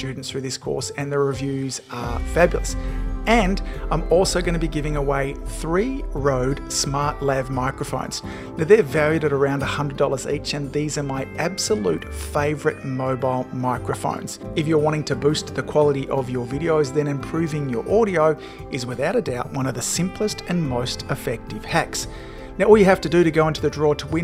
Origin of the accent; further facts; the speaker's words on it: Melbourne, Victoria, Australia; my hometown here in Melbourne, Australia